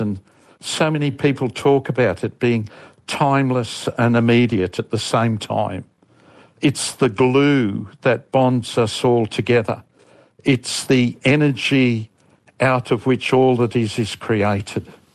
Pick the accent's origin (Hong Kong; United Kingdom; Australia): Australia; from Australia and I've had two stuffed marriages